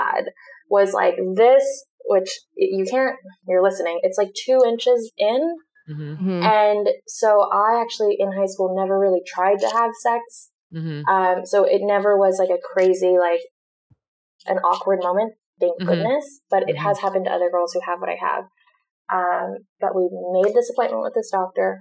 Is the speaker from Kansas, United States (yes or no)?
no; Newport Beach, California, United States; also born or lived in Orange County; growing up in Newport Beach